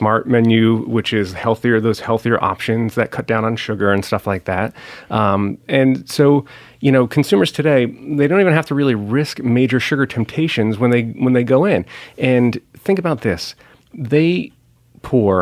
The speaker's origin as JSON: {"language": "English", "region": "Northeast", "country": "United States", "said": "I'm from the Northeast and we have a certain affection for Dunkin' Donuts here"}